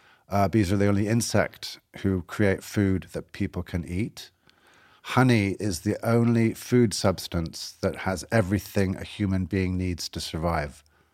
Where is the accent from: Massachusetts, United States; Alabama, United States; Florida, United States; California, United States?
Massachusetts, United States; Boston; I'm from Boston originally.